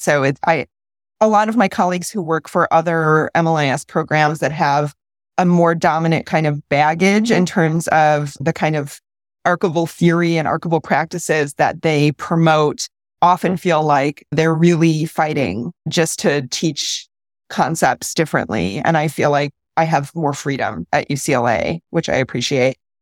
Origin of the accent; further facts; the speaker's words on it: Midwest, United States; I'm from the Midwest.